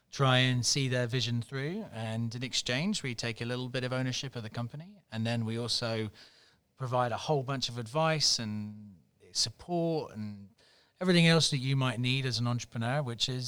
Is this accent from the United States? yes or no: no; United Kingdom; I'm British, yeah.